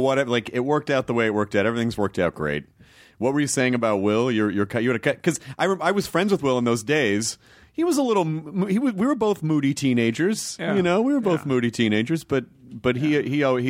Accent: United Kingdom; I think the whole time I've been like, hello, I'm a British person.

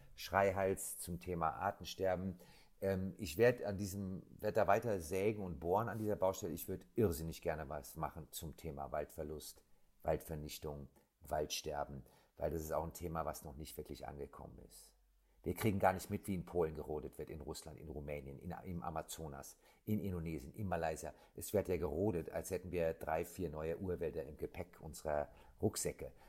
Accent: Germany; ich bin am Rhein groß geworden.

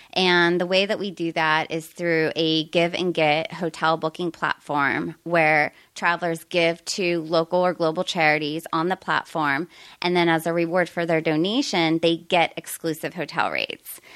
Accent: Pittsburgh, Pennsylvania, United States; moved away as an adult; also born or lived in Arizona / San Diego; now in Topanga, United States; originally from Pennsylvania

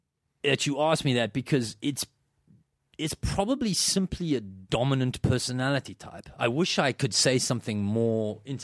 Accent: South Africa; I grew up in South Africa. It doesn't get cold there, you know.

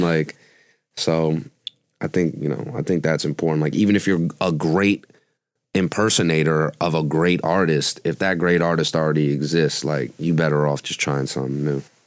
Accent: New York City, New York, United States; I was born in Brooklyn, so I've been in New York my whole life

